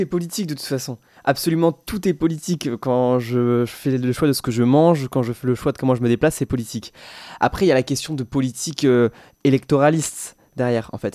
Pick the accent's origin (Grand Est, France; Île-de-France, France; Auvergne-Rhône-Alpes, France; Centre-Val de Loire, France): Centre-Val de Loire, France; Loir-et-Cher; also born or lived in Tours; je suis du Loir-et-Cher